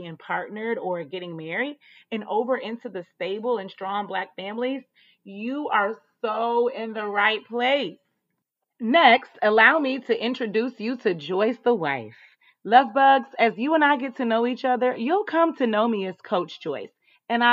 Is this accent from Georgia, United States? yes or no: yes; Atlanta, Georgia, United States; also born or lived in North Carolina; I was raised in Atlanta, and I was, but I was also born in North Carolina, and it's home